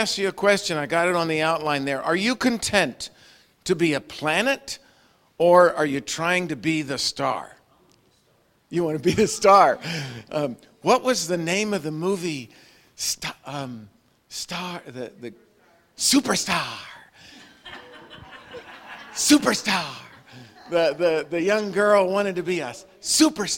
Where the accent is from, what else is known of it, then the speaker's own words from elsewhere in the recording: Long Island, New York, United States; I grew up on Long Island.